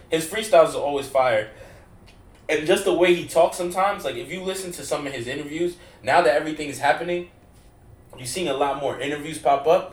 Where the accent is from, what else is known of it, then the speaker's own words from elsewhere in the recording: New York, United States; we're from New York